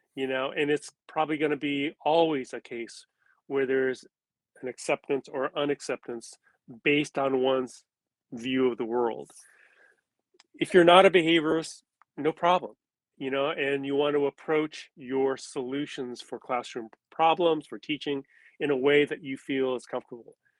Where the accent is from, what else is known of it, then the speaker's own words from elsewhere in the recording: California, United States; as a Japanese American, I am a third generation, which means I was born in California, as were my parents